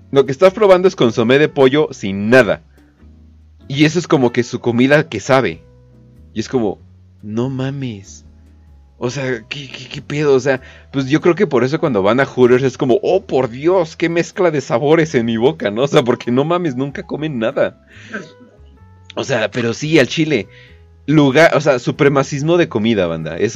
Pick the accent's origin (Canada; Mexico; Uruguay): Canada; Eh, de Canadá.